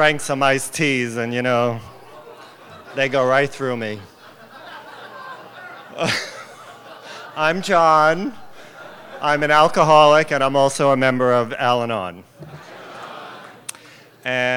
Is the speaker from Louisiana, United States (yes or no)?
no; Long Island, New York, United States; I grew up on Long Island, where everybody talks like this